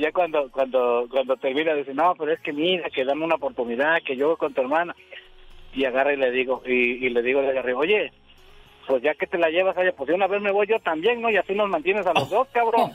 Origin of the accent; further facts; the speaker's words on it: Veracruz, Mexico; del estado de Veracruz, de donde yo soy